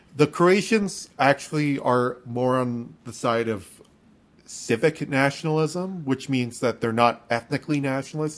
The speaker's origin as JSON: {"language": "English", "country": "Canada", "said": "we're Canadian"}